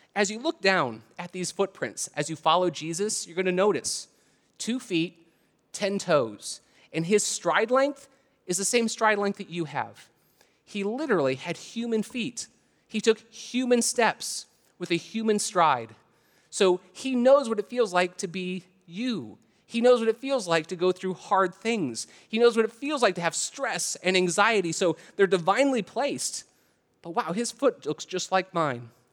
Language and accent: English; Canton, Ohio, United States; moved away; I'm originally from Canton, Ohio.